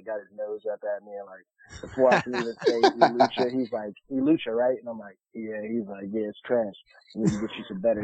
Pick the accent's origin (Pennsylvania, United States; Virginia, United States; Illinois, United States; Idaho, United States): Virginia, United States; Alexandria; now in Las Vegas, United States; I'm from Alexandria, Virginia